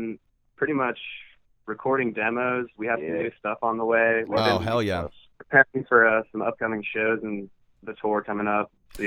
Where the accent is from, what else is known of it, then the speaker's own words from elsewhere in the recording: Columbus, Ohio, United States; we're actually closing the tour with a show in Columbus, which is my hometown.